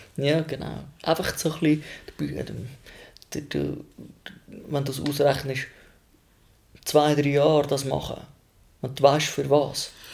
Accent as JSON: {"language": "German", "country": "Switzerland", "also_born_or_lived": "Zürcher Unterland / Rapperswil", "said": "Mein Ursprung ist zwar die Schweiz"}